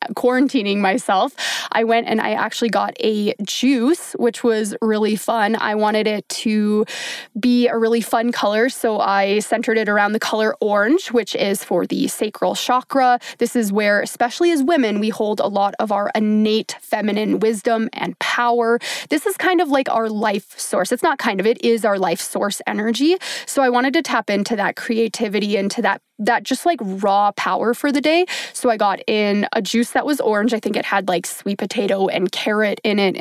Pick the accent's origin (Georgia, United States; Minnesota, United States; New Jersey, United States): Minnesota, United States; I grew up in Minnesota, the land of 10,000 lakes, where I grew up swimming and being in the lake all the time.